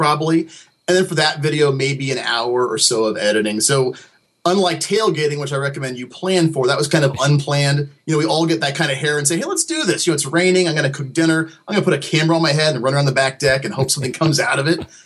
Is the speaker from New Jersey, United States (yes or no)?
no; Dayton, Ohio, United States; I'm a fellow Buckeye, my friend. I'm from Dayton.